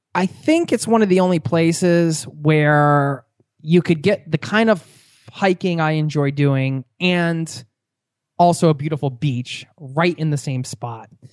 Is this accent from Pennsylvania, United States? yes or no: yes; Pennsylvania, United States; we're both from Pennsylvania